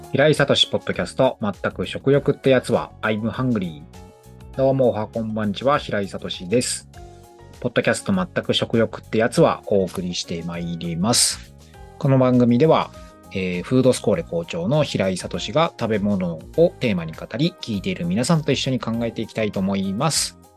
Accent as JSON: {"language": "Japanese", "region": "Tokyo", "country": "Japan", "tie": "born or raised there", "said": "地元が東京の高円寺"}